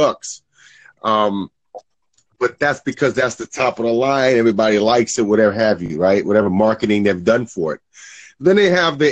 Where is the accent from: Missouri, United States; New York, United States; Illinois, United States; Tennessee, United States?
New York, United States; New York City; also born or lived in Brooklyn / the Bronx; I grew up in Queens. I lived in Brooklyn, lived in the Bronx